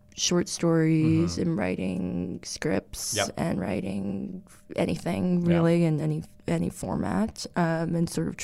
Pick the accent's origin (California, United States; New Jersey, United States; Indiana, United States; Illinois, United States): New Jersey, United States; Red Bank; moved away; also born or lived in New York / Los Angeles; Well, I was born in New York, and I was raised in New Jersey, in Red Bank, which is like an hour and 15 minutes from Manhattan.